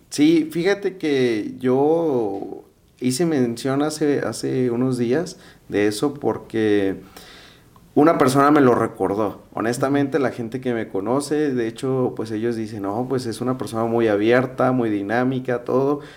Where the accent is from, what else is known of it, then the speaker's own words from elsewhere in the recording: Guadalajara, Jalisco, Mexico; yo vengo de Guadalajara